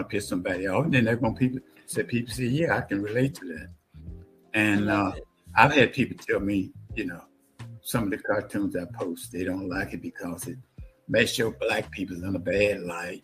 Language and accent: English; Hollandale, Mississippi, United States; moved away as an adult; also born or lived in Murphy, Mississippi; we moved to a town called Hollandale, Mississippi. That's basically where I grew up from 10 years old until I left. It was Hollandale, Mississippi. I call that my hometown